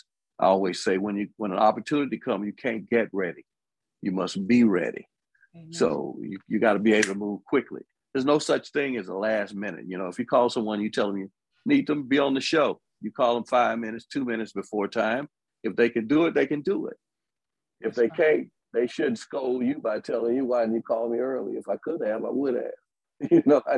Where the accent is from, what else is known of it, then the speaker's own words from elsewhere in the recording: Birmingham, Alabama, United States; also born or lived in Tuscaloosa, Alabama; I'm from Birmingham, Alabama, born in Tuscaloosa, Alabama, more specifically, Daly Bottom and the bottom of Alberta City.